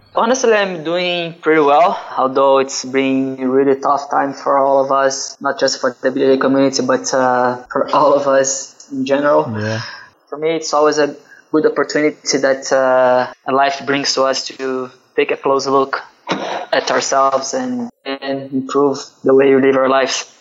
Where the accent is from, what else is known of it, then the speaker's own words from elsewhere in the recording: Duque de Caxias, Rio de Janeiro, Brazil; I'm from Rio. Actually, I'm from Duque de Caxias. It's a city around the main city, Rio de Janeiro, in Brazil.